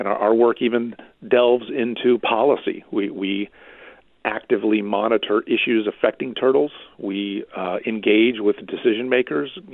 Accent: Central Florida, United States; I'm a native Floridian. It's going back a long way, but it's part of the story. I was born here in Florida. I grew up in Central Florida

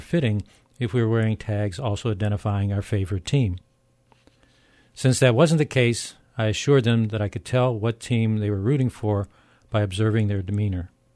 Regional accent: Pittsburgh, Pennsylvania, United States; growing up in working class Pittsburgh

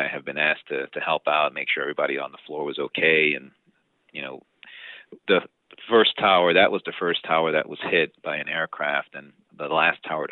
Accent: New York City, New York, United States; growing up in the Bronx

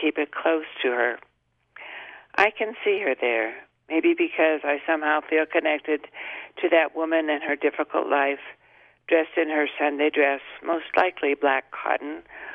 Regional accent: Mojave Desert, United States; growing up in the Mojave Desert

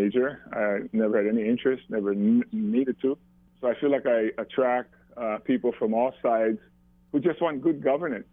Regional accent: Maui, Hawaii, United States; live here on Maui when I grew up

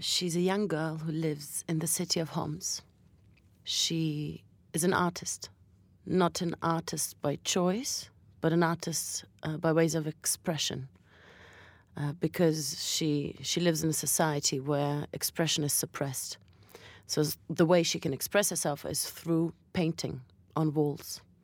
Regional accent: Berlin, Germany; also born or lived in Latvia; now in London, United Kingdom; I was born in Latvia, and my parents are Russian Jews, but I was brought up in Berlin, and now I live in London

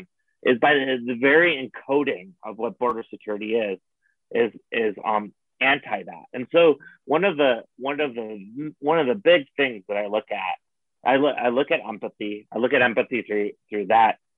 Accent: Buffalo, New York, United States; moved away; also born or lived in Arizona; I grew up in Buffalo, New York

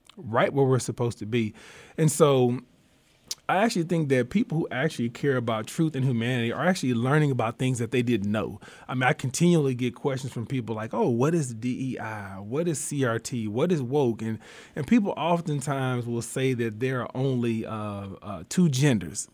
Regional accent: Warren, Arkansas, United States; I'm from Southeast Arkansas, a little small rural town, Warren, Arkansas is my hometown. Um, I grew up there

